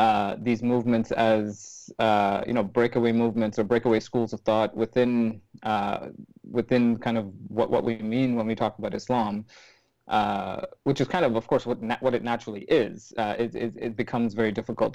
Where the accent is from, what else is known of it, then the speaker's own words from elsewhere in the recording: Sri Lanka; living with my family and growing up in Sri Lanka